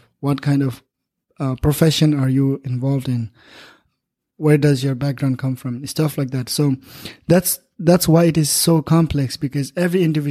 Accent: Nepal; moved away as an adult; now in United States; my people, my hometown, my country

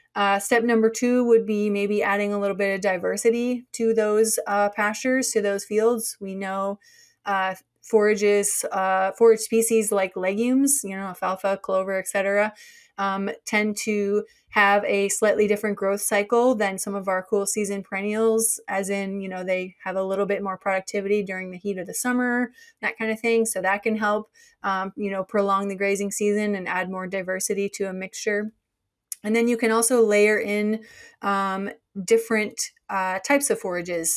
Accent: Minnesota, United States; moved away as an adult; also born or lived in North Dakota / Kentucky / Australia; now in Maryland, United States; I'm actually from Minnesota originally

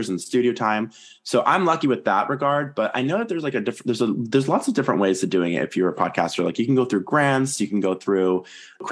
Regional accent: Toronto, Ontario, Canada; I'm from Toronto, so it's very hot here in the summer.

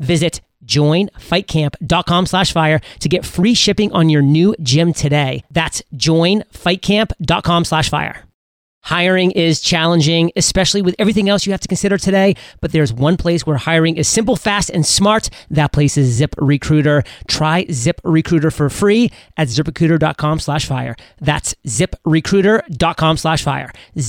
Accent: Maine, United States; I always conveniently don't share that I'm from Maine, which makes everything so much easier to be like all state and the best in the state when you only have like a million odd people or so.

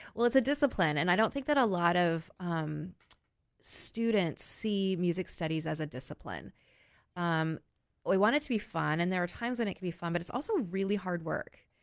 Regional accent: Oregon, United States; moved away as an adult; also born or lived in New York State / Philadelphia; I was from a small, a small state, as far as numbers, I was from Oregon

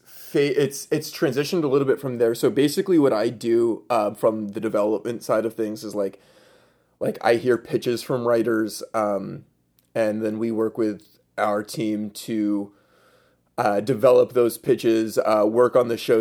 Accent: right outside Scranton, in the Poconos, Pennsylvania, United States; I am from Pennsylvania, originally right outside Scranton, um, in the Poconos

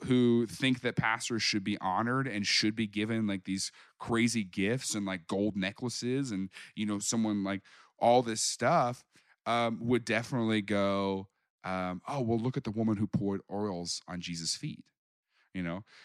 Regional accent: Springfield, Missouri, United States; moved away as an adult; now in Kansas City, United States; I grew up down in Springfield

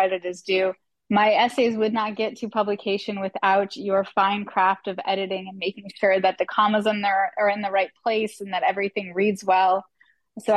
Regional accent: Florida, United States; now in West Palm Beach, United States; my hometown newspaper, the Sun Sentinel

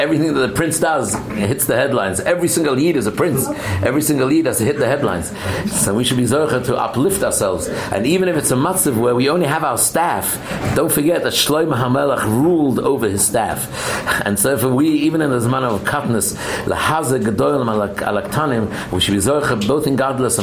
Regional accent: England, United Kingdom; moved away; I'm from England, I remember my younger years

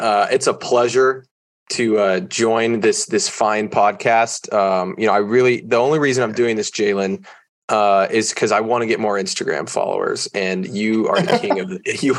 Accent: Oklahoma, United States; also born or lived in Denver; I'm from Oklahoma. I went to OU.

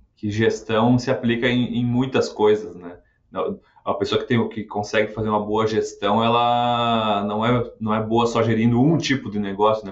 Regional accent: Rio Grande do Sul, Brazil; lá no sul, lá de onde eu venho, lá do Rio Grande do Sul

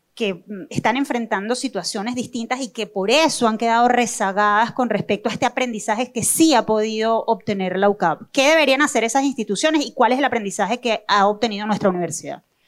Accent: Venezuela; no dejemos de creer en nuestro país y en su gente

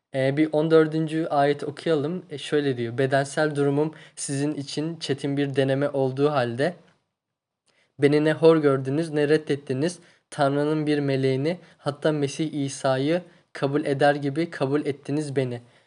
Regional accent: Tunceli Province, Turkey; Tunceliliyim ben.

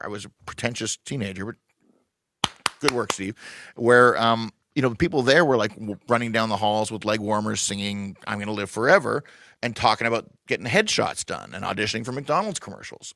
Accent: Toronto, Ontario, Canada; I grew up in Scarborough.

